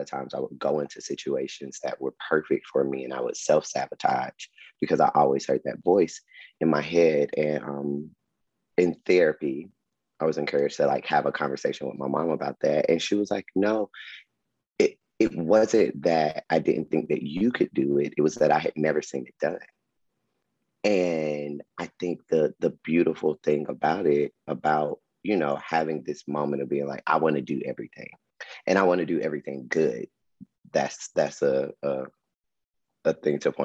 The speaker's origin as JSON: {"language": "English", "town": "Atlanta", "region": "Georgia", "country": "United States", "tie": "born or raised there", "said": "I was from Atlanta"}